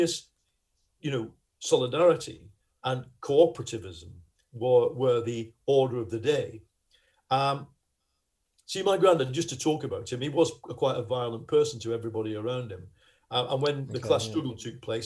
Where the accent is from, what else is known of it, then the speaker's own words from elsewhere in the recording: Lancashire, North West England, United Kingdom; accent: Lancashire; you can hear my accent, we all speak like this. Or, I mean, they speak a lot more broader Lancashire accent than